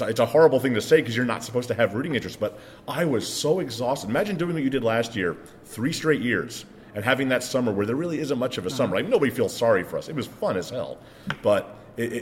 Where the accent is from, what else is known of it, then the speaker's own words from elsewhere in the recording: Long Island, New York, United States; accent: New York; moved away; also born or lived in Midwest / Pittsburgh; I'm from Long Island.